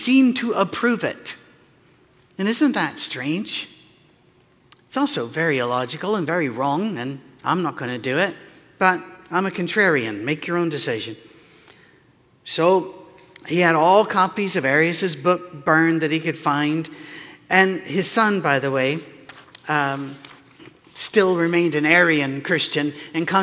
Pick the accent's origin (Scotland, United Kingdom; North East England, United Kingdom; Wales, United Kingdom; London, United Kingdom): Scotland, United Kingdom; moved away; also born or lived in North Carolina; I'm from Scotland.